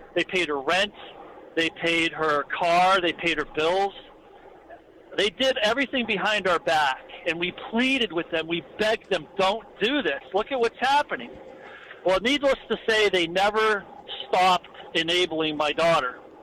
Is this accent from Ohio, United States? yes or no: no; Erie, Pennsylvania, United States; moved away; we're originally from Erie, Pennsylvania